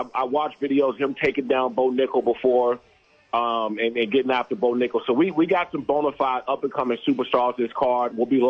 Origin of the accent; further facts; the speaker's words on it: United States; also born or lived in Maryland; Growing up on the East Coast, right? I grew up in Washington, D.C. and Maryland.